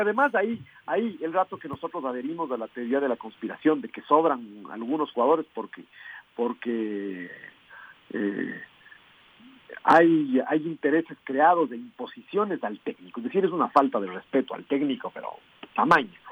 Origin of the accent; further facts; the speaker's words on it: Ecuador; vemos nuestras opiniones como ecuatorianos